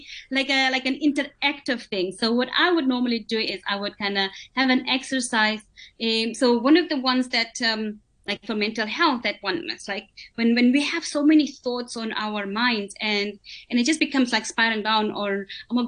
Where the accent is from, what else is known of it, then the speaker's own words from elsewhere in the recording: Botswana; I'm from Botswana